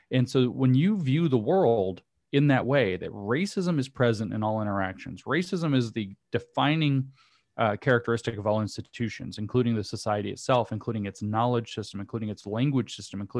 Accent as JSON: {"language": "English", "region": "the South", "country": "United States", "said": "I'd make a joke about me being a Southerner"}